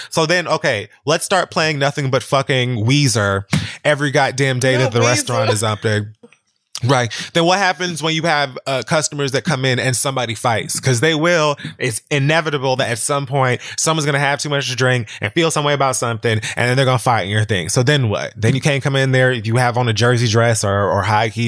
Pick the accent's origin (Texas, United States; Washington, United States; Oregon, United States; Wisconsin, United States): Texas, United States; Dallas; This is a Dallas record. I'm from Dallas, bitch.